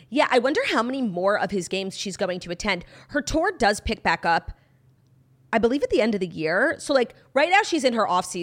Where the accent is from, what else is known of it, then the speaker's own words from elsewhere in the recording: New York, United States; I mean, I'm a New Yorker. I really was rooting for the Jets because I do love an underdog.